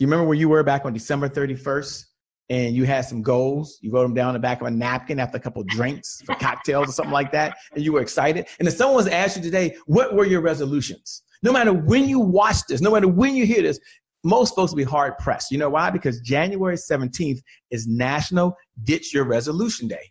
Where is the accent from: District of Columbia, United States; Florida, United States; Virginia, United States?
District of Columbia, United States; Washington; a native Washingtonian. I've only worked for one company my entire career. I'm from Washington, D.C.